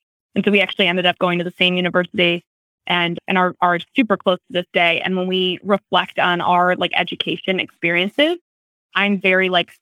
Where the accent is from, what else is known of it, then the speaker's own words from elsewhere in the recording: Bloomingdale, Illinois, United States; I grew up in Bloomingdale, Illinois, which is next door to Wheaton